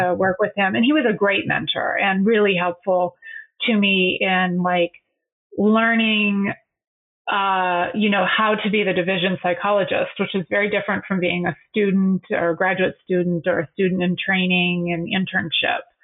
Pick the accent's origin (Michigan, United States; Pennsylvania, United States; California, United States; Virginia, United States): Michigan, United States; moved away as an adult; I'm from Michigan.